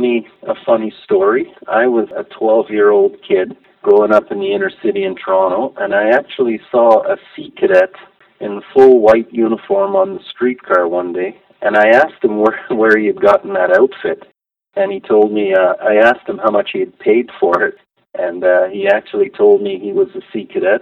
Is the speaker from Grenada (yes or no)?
yes; Grenada; born there; My dad was an engineer from the Caribbean. He'd been all over the world. We traveled quite a bit. I was born in Grenada in the West Indies.